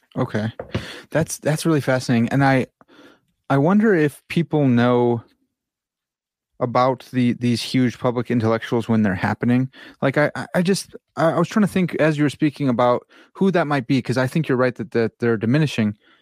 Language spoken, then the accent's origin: English; United States; I'm an American